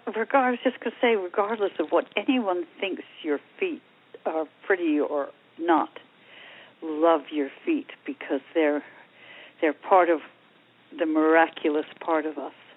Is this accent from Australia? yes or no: no; Long Island, New York, United States; now in Ojai, United States; in my days growing up on Long Island